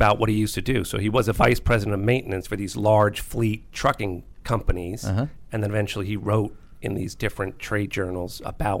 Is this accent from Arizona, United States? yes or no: no; White Plains, New York, United States; now in Virginia, United States; I grew up in White Plains, New York.